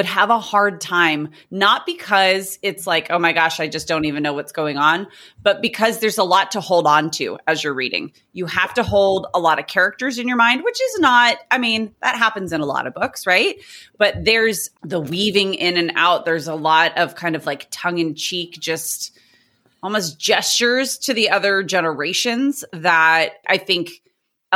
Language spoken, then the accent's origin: English; Southern California, United States; I'm a teacher from Southern California.